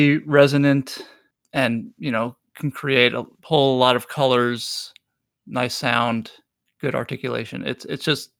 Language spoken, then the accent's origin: English; New York City, New York, United States; now in Milwaukee, United States; I grew up in Brooklyn, New York.